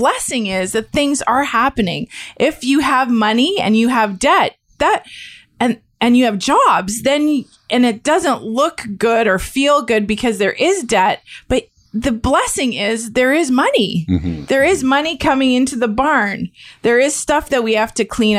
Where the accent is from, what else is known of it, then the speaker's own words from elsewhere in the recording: Niagara, Ontario, Canada; I grew up in Niagara